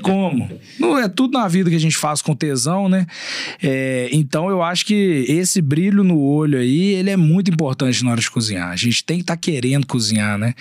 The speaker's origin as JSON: {"language": "Portuguese", "town": "Belo Horizonte", "region": "Minas Gerais", "country": "Brazil", "tie": "born or raised there", "also_born_or_lived": "Uberlândia", "accent": "mineiro", "said": "Eu sou nascido e criado aqui em Belo Horizonte, eu morei três anos fora daqui só em Uberlândia"}